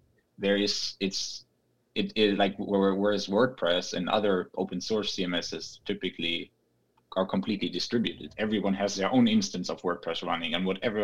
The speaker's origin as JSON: {"language": "English", "country": "Germany", "moved": "yes", "lives_now": "San Francisco, United States", "said": "I'm originally from Germany, but now based in San Francisco"}